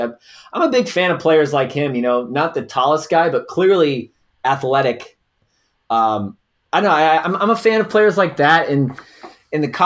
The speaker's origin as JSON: {"language": "English", "region": "Southern California", "country": "United States", "moved": "as an adult", "said": "I'm from Southern California"}